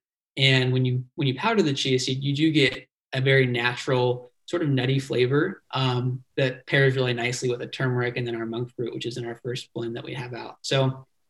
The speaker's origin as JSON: {"language": "English", "town": "Dana Point", "region": "California", "country": "United States", "tie": "born or raised there", "said": "I grew up down in Dana Point, Laguna Niguel area of Orange County."}